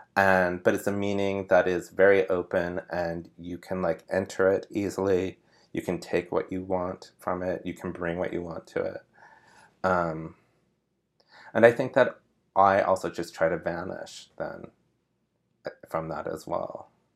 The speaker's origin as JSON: {"language": "English", "town": "Sparks", "region": "Nevada", "country": "United States", "tie": "born or raised there", "moved": "as an adult", "lives_now": "New York, United States", "said": "I grew up in Sparks, Nevada"}